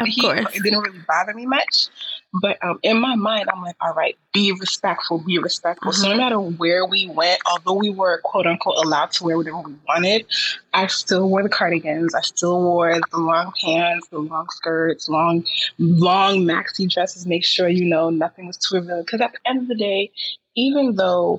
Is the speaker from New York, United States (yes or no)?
yes; New York, United States; I'm a New Yorker at heart.